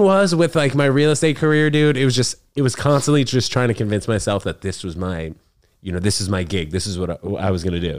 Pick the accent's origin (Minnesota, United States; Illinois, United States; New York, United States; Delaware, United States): New York, United States; New York City; also born or lived in New Jersey; I'm from here, dude, New York City. I was, uh, born and raised here.